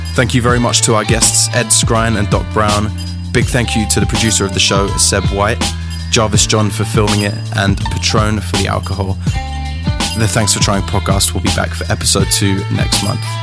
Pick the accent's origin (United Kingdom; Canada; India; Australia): United Kingdom; England; I'm just from England